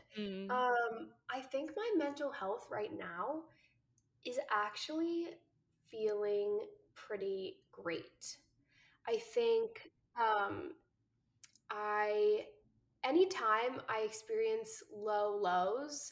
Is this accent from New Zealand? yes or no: no; New Jersey, United States; moved away as an adult; now in Los Angeles, United States; I live out here, but I'm originally from New Jersey.